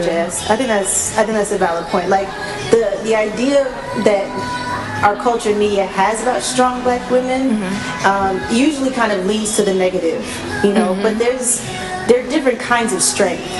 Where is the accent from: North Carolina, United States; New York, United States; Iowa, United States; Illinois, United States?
New York, United States; Long Island; I am from New York, uh, Long Island, born and raised in New York